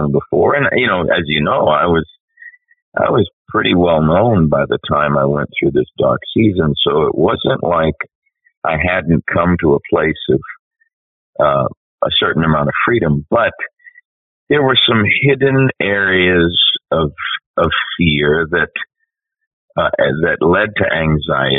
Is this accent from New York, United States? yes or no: yes; New York, United States; as an Italian growing up in New York, we New York Italians wrote the book on dysfunction